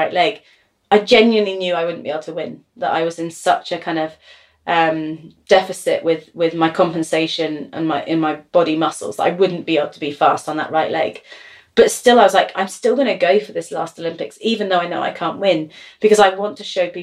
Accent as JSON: {"language": "English", "region": "London", "country": "United Kingdom", "said": "I'm from London"}